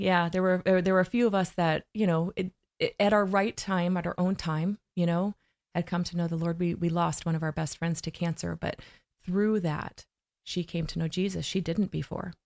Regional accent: Blackfoot, Idaho, United States; I'm originally from Blackfoot, Idaho

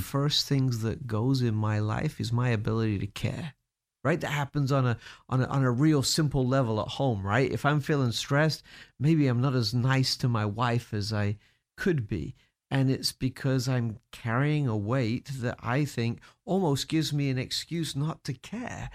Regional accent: United Kingdom; moved away; as a Brit

